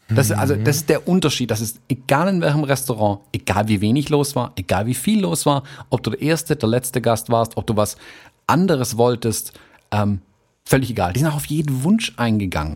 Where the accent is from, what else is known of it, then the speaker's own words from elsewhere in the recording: Germany; bei uns in Deutschland